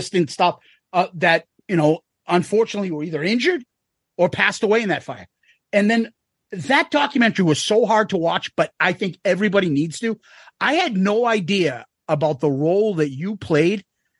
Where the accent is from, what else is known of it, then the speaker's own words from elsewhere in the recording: Boston, Massachusetts, United States; accent: Boston; So we're from Boston, if you can't tell from this accent.